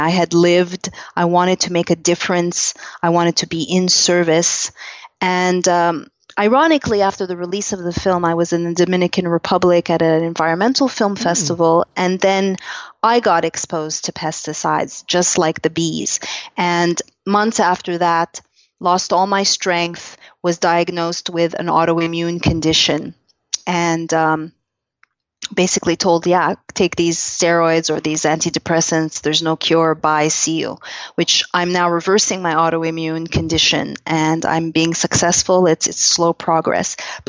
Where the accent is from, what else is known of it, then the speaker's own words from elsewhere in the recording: Canada; and quickly learned as a Canadian, the blind spots of Western medicine